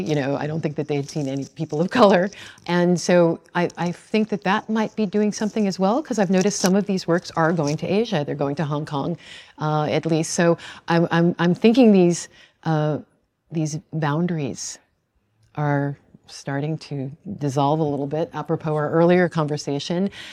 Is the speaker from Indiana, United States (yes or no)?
no; Long Island, New York, United States; I grew up on Long Island